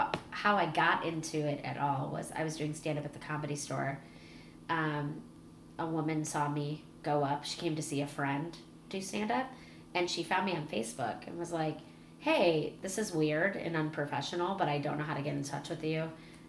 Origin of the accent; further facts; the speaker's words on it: Chicago, Illinois, United States; moved away as an adult; now in Los Angeles, United States; They're like, you have an accent. I'm like, yeah, I'm from Chicago.